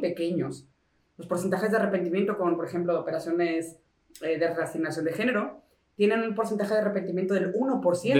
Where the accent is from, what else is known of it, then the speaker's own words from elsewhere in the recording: Mexico; moved away; also born or lived in Spain; yo soy mexicano.